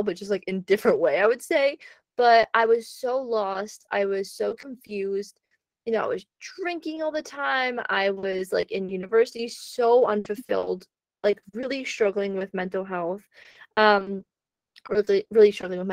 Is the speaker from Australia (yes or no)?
no; Canada; moved away; living in Canada